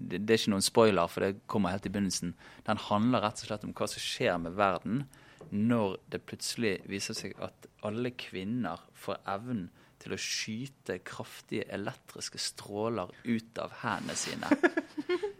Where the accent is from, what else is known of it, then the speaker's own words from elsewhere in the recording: Bergen, Vestland, Norway; siden jeg kommer fra Bergen